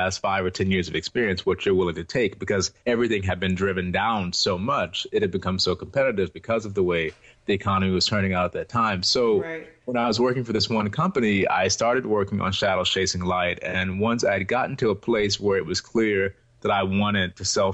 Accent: Houston, Texas, United States; also born or lived in Ohio; I was born and raised here in Houston

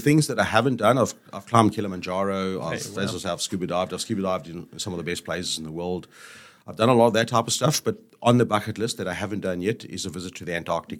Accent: South Africa; So my roots are South African. Yep. I was born in South Africa, raised in South Africa. My dad was a farmer, so I grew up on a farm

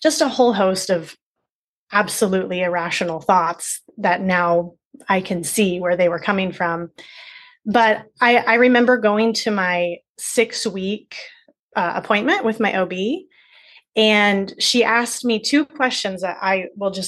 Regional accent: Cincinnati, Ohio, United States; I'm from Cincinnati

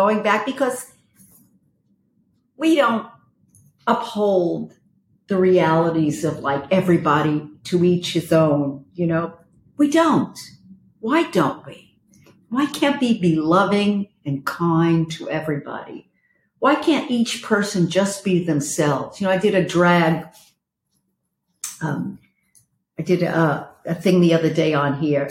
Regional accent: New York, United States; moved away; I'm from New York

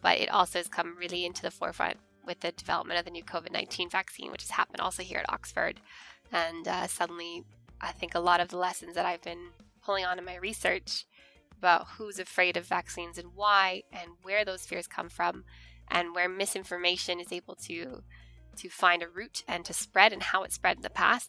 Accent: Canada; moved away; I am from Canada, as you can tell from my accent

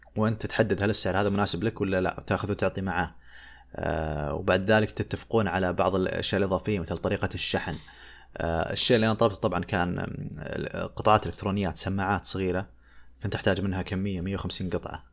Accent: Saudi Arabia; عندنا في السعودية

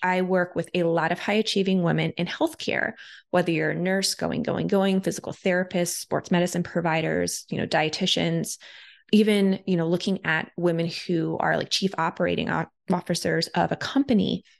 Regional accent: Ohio, United States; I'm from Ohio. Like I didn't grow up with a ton of money, you know, out in the Midwest.

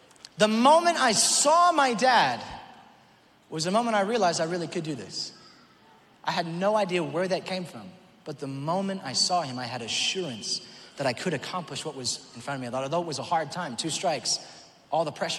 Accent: Auckland, New Zealand; moved away; That's where I was born, Auckland, New Zealand.

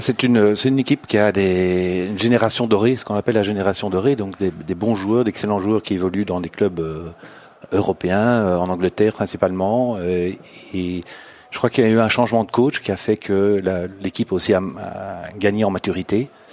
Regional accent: Belgium; moi je suis belge

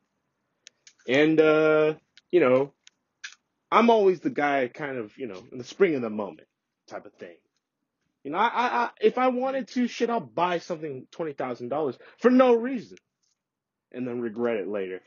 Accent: San Francisco Bay Area, California, United States; I was born here in the Bay Area

